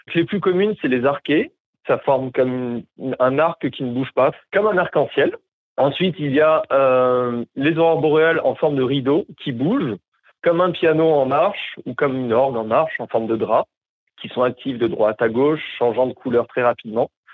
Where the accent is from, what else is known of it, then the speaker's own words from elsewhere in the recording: Montpellier, Occitania, France; moved away as an adult; also born or lived in Montreal, Canada; now in Whitehorse, Canada; j'ai grandi à Montpellier euh, en France